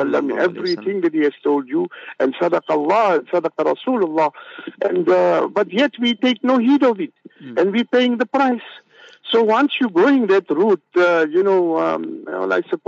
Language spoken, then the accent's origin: English; South Africa; growing up in Malay camp